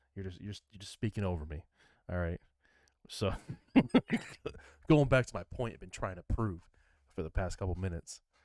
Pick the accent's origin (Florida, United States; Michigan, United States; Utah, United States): Michigan, United States; I'm from Michigan.